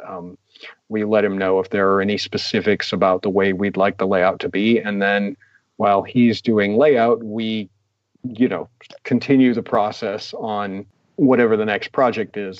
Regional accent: United States; I'm an American.

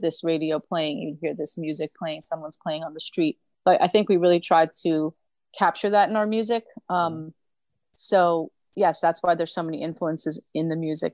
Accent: New York City, New York, United States; also born or lived in Brooklyn; I grew up in Greenwich Village, and, you know, it was like a small town in a big city

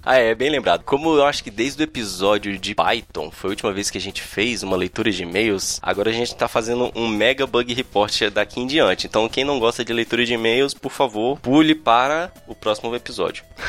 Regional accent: Brasília, Federal District, Brazil; a gente é de Brasília

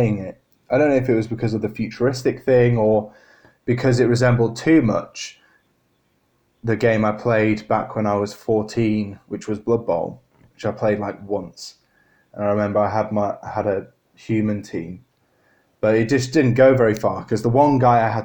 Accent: Harrogate, Yorkshire and the Humber, United Kingdom; moved away as an adult; also born or lived in Birmingham; when I moved away from my hometown over in Harrogate, I moved down to Birmingham for Warwick University

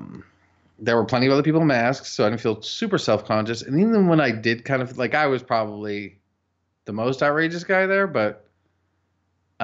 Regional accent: United States; being an American

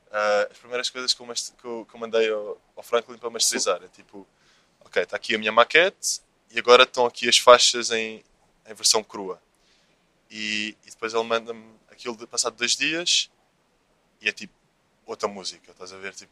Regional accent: Lisbon, Portugal; Eu é sou da Graça.

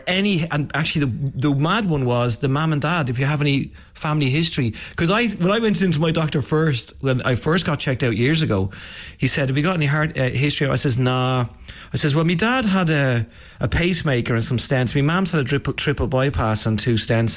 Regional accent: Ireland; I'm Irish

